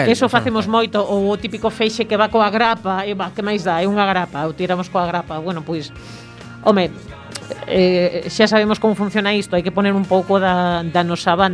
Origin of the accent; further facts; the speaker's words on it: A Coruña, Galicia, Spain; como cidadanía coruñesa